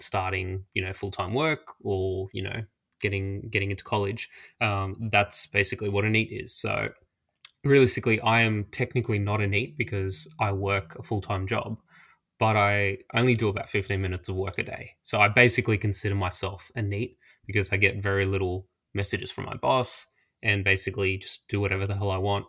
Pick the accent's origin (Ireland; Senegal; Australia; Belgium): Australia; I'm Australian and life can be pretty expensive here